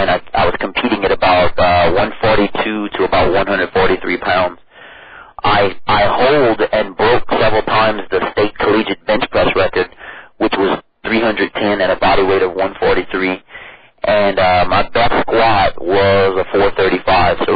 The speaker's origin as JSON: {"language": "English", "town": "Cut Off", "region": "Louisiana", "country": "United States", "tie": "born or raised there", "also_born_or_lived": "Norfolk, Virginia", "moved": "as an adult", "said": "originally from southeast Louisiana, a place called Cutoff. And I mean, we are basically on the Gulf of Mexico. It is a uh, big uh, fishing community. I'm Cajun French."}